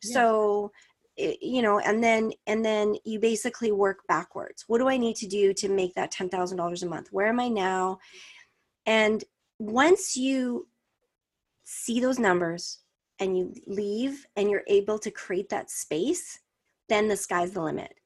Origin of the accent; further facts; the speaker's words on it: Canada; I'm Canadian